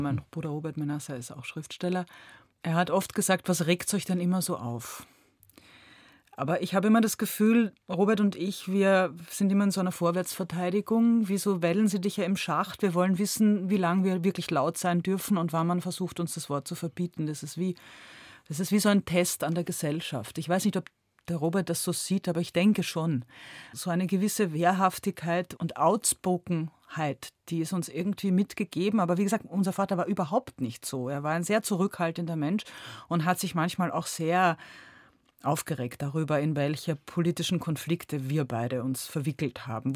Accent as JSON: {"language": "German", "country": "Austria", "tie": "born or raised there", "moved": "yes", "lives_now": "Berlin, Germany", "said": "Und der Österreicher ist anarchistisch, was Sprache betrifft. Und so bin ich aufgewachsen mit diesem dauernden Drehen und Wenden von Redensarten"}